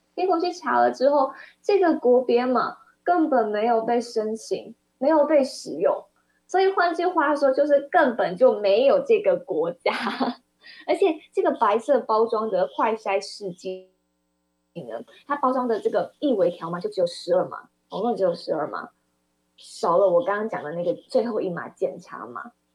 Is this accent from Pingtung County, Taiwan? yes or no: no; Kaohsiung, Taiwan; 我是高雄人，我们高雄市民